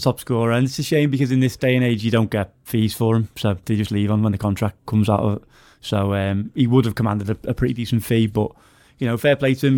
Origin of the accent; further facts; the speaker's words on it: Wallasey, North West England, United Kingdom; I'm from Wallace. All the gigs I used to go to when I was a kid were over in Liverpool